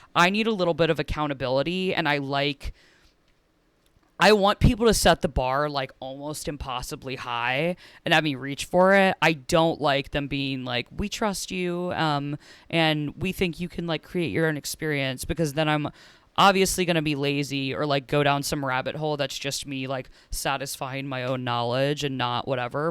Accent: Cincinnati, Ohio, United States; I'm from Cincinnati, Ohio, so it was in Cincinnati.

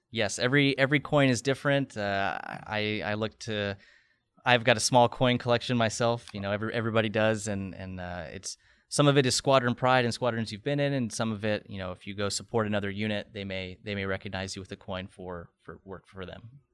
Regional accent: Nebraska, United States; moved away as an adult; also born or lived in Pensacola / Oklahoma / Dover, Delaware; now in Tampa Bay, United States; I'm born and raised in Nebraska

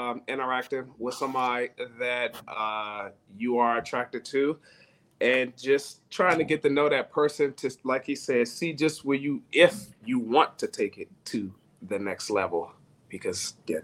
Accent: Washington, District of Columbia, United States; now in Lawton, United States; I'm actually from Washington, D.C.

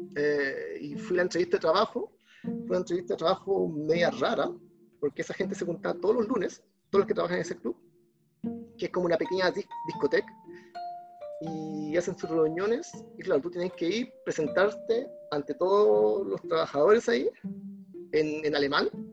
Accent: Arica, Arica y Parinacota, Chile; Soy de Arica. Eh, soy de Arica. Um, ciudad del Norte. Ya estudié en colegios públicos, liceo público, universidad pública

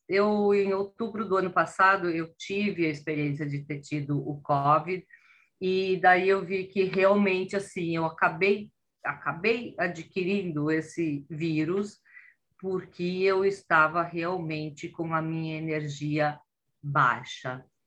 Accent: Brazil; moved away as an adult; now in Italy; quando eu tinha 44 anos, eu fiz uma grande mudança, que eu saí do Brasil e vim parar na Itália

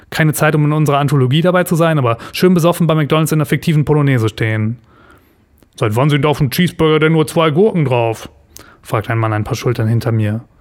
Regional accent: Lower Saxony, Germany; In meiner Heimat Ostfriesland feiert man zum Beispiel gerade 50 Jahre Elbe und Flut.

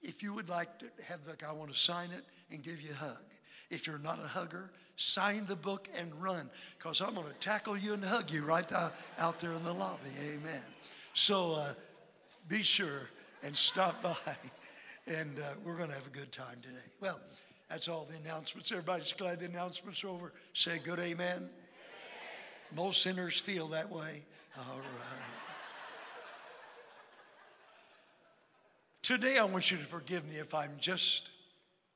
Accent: Electra, Texas, United States; I was born in Electra, Texas, on an oil lease

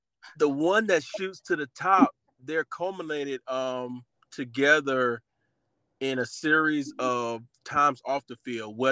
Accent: Orangeburg, South Carolina, United States; I'm from South Carolina, Orangeburg, South Carolina, born and raised

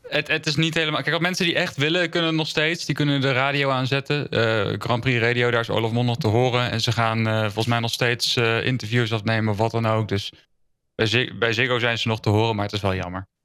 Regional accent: Netherlands; we als Nederlanders

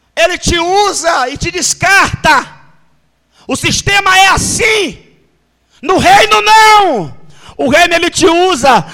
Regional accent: Salvador, Bahia, Brazil; Eu quero o que Deus tem para minha terra.

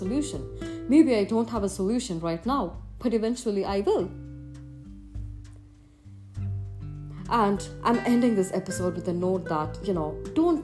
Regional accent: Chennai, Tamil Nadu, India; moved away as an adult; I was very much homebound as far as I was in my hometown, Chennai, India

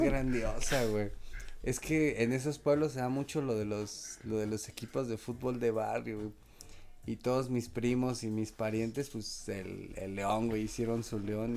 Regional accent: Mexico City, Mexico; yo soy de acá del poniente de la Ciudad de México, güey, como ya llegando a la zona desierto de los leones

